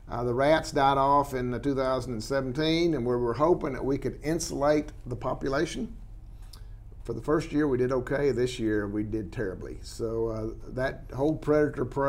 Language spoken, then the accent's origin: English; San Angelo, Texas, United States; I was raised in San Angelo in many, many years